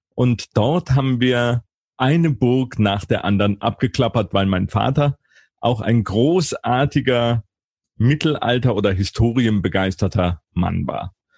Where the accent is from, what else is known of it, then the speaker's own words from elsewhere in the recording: Karlsruhe, Baden-Württemberg, Germany; in Karlsruhe, in meiner Heimatstadt